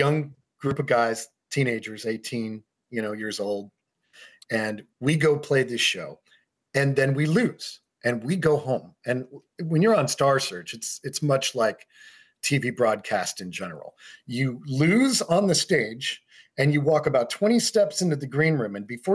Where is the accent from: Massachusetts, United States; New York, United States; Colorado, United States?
Colorado, United States; I grew up in Colorado for the most part